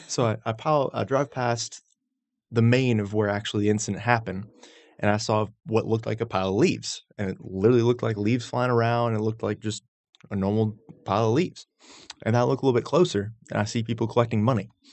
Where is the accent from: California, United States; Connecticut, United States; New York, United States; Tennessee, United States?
Tennessee, United States; Knoxville; moved away; also born or lived in Roswell, Georgia; I grew up in Knoxville, but they moved down, so it's it's kind of a split